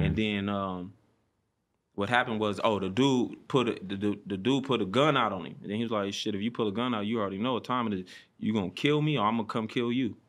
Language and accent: English; Compton, California, United States; I'm from Compton, yep. Um, born and raised